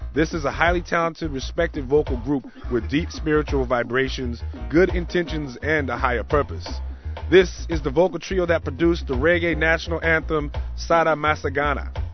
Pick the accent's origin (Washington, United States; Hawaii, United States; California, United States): California, United States; Oakland; born and raised in Oakland, California